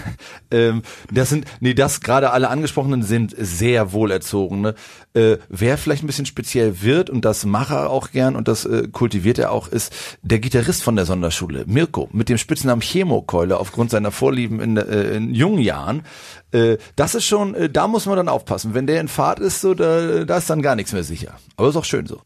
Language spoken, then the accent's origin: German; Schwarzenbek, Schleswig-Holstein, Germany; moved away as an adult; also born or lived in Hamburg; now in Berlin, Germany; wir kommen alle drei ursprünglich aus der Vorstadt hier von äh, Hamburg, aus Schwarzenbeek